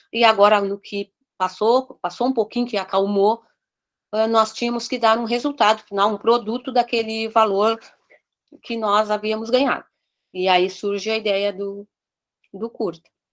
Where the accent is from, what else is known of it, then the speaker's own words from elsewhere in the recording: Pelotas, Rio Grande do Sul, Brazil; eu sou de Pelotas, e consequentemente sendo de Pelotas, é do Rio Grande